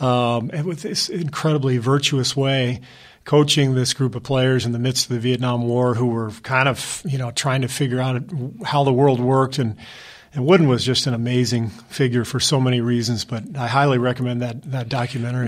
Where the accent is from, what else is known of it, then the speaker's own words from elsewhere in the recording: Los Angeles, California, United States; also born or lived in Cairo, Egypt / Beirut, Lebanon; growing up in Pacific Palisades in Los Angeles